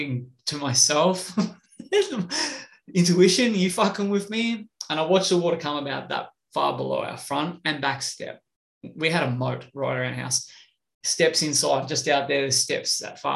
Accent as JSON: {"language": "English", "country": "Australia", "said": "I'm from Australia"}